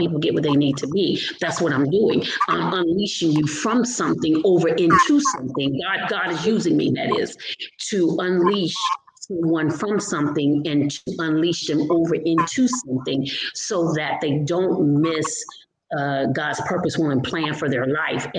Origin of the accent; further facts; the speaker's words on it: Providence, Rhode Island, United States; now in Upper Marlboro, United States; I am originally from Providence, Rhode Island. I live in Upper Marlboro, Maryland presently. I've been here since 1980.